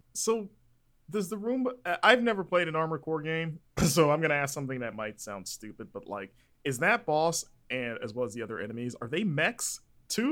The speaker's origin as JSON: {"language": "English", "region": "Florida", "country": "United States", "tie": "born or raised there", "moved": "yes", "said": "growing up in Florida my whole life"}